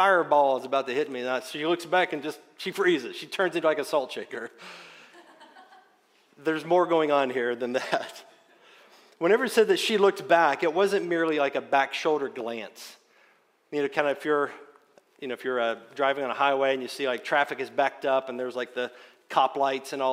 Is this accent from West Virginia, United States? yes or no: yes; Wayne County, West Virginia, United States; I grew up in Wayne County, West Virginia